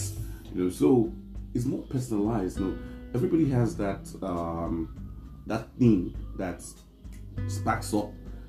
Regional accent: Nigeria; I'm a Nigerian guy.

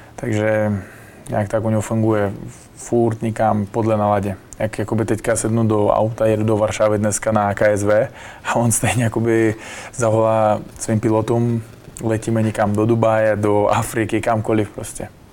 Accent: Bukhara, Bukhara Region, Uzbekistan; Czech is a second language; moved away as an adult; now in Prague, Czech Republic; odkud já pocházím, Buchara, město

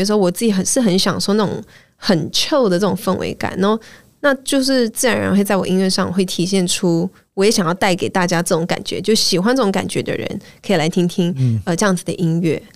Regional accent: Malaysia; moved away; also born or lived in United States; 我是马来西亚人，然后是。我们已经习惯，就是在一句话里面会掺大概 三种语言，对，你知道有时候英文啊、广东话、中文啊

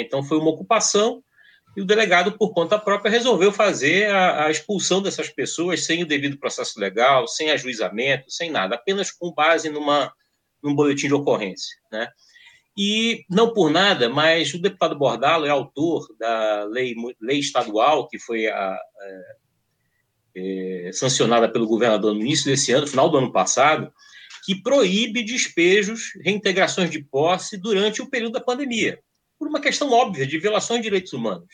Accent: Amazon, Brazil; nós dois aqui, da Amazônia, é, somos um outro tipo de periferia

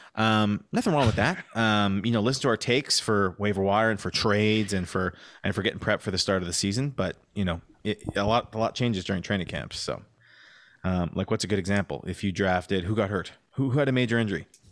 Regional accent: Canada; We're Canadian

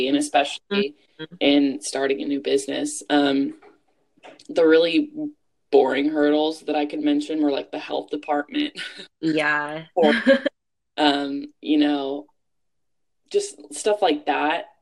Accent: Bakersfield, California, United States; my hometown of Bakersfield

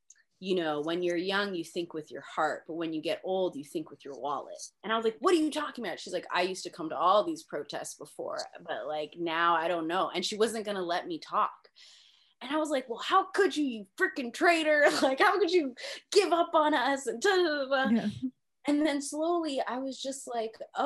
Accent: Mississauga, Ontario, Canada; I was from the suburbs. I was from Mississauga

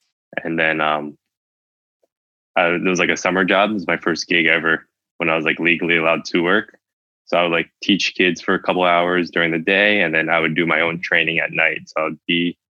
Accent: New York City, New York, United States; I was born and raised in Brooklyn. I'd been there forever now in Bay Ridge

